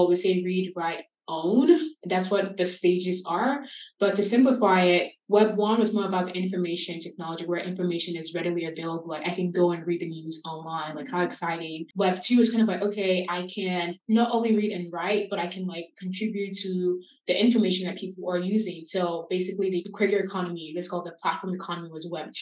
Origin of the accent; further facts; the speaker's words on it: Nigeria; now in United States; as a Nigerian American immigrant and someone who grew up in a different country